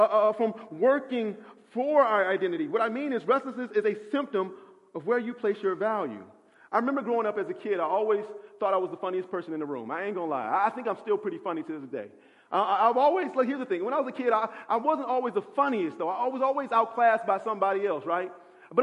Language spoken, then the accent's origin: English; Midwest, United States; also born or lived in West End, Atlanta; now in Atlanta, United States; as a Midwesterner